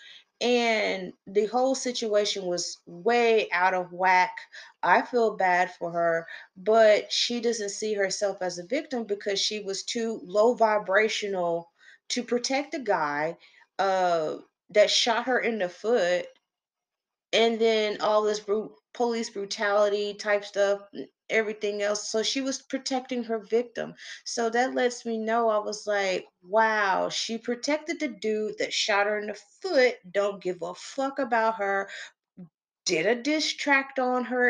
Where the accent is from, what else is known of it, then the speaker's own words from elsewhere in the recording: Texas, United States; I'm from Texas